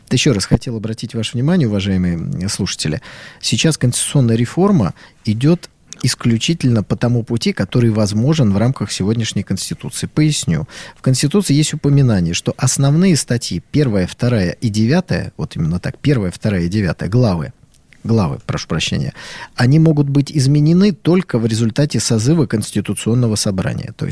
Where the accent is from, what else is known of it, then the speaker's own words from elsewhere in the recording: Saint Petersburg, Russia; Я, как питерец, знаете, могу долю раздора в этот разговор внести.